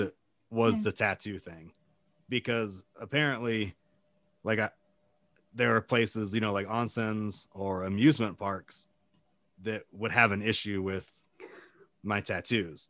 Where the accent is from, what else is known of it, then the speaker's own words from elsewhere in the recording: United States; now in Japan; as an American